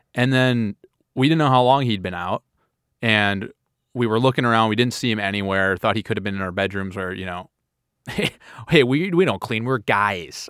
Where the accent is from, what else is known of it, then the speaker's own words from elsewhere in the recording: Midwest, United States; We're from the Midwest